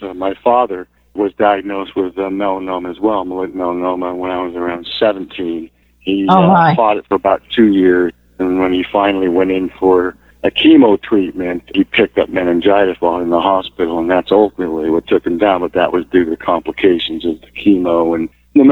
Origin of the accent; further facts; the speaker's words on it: Seattle, Washington, United States; also born or lived in Vancouver; I'm from Seattle.